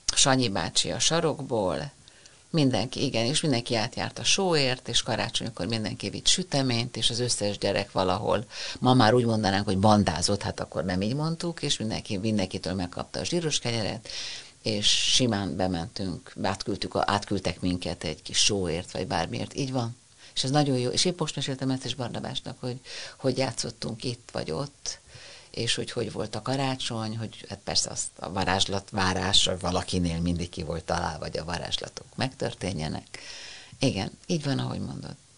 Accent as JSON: {"language": "Hungarian", "region": "Budapest", "country": "Hungary", "tie": "born or raised there", "said": "gyönyörű hatalmas téglás tűzfalak a Ferenc térnél, és hát mi ott nőttünk fel"}